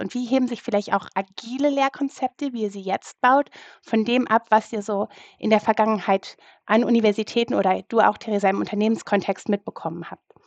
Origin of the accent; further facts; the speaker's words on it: Rhineland, Germany; für mich als Rheinländerin